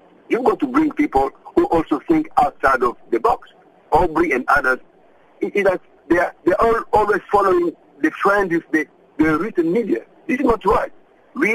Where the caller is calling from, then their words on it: Cape Town, Western Cape, South Africa; Good day, madam. I'm calling from Cape Town.